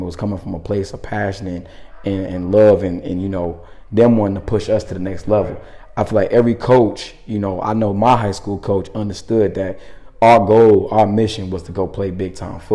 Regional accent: Tampa, Florida, United States; now in Minneapolis, United States; I'm from Florida, Tampa, to be exact

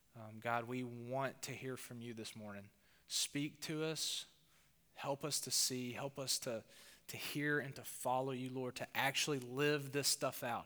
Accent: the South, United States; accent: southern; my accent, my southern accent

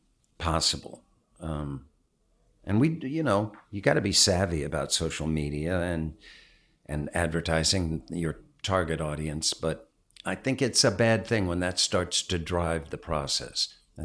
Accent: Cumberland, Maryland, United States; moved away; also born or lived in Georgia; I grew up in Cumberland, Maryland.

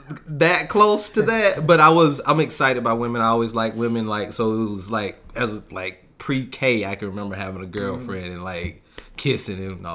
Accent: Albany, Georgia, United States; now in California, United States; From Albany, Georgia.

